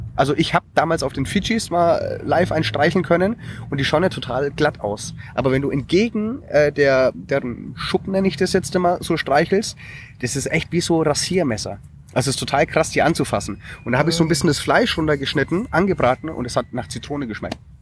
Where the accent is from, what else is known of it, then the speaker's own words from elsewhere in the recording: Germany; bei uns in Deutschland